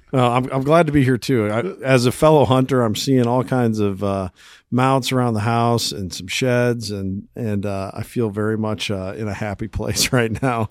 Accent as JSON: {"language": "English", "region": "South Central Iowa", "country": "United States", "said": "we are from Iowa, central Iowa. I guess we'd really kinda say South Central Iowa"}